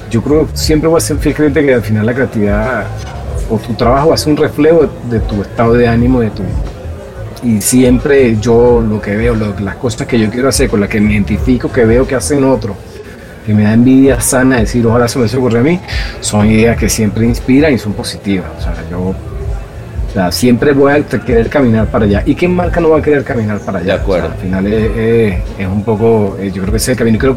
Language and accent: Spanish; Chile; born there; yo este, nací en Chile.